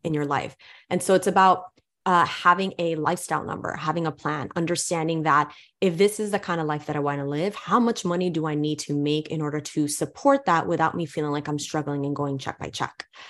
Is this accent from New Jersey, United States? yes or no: no; New York City, New York, United States; growing up in New York City